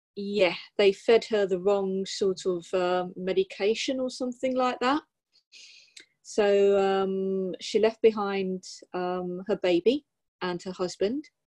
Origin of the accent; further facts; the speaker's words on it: Sussex, South East England, United Kingdom; I'm actually from Sussex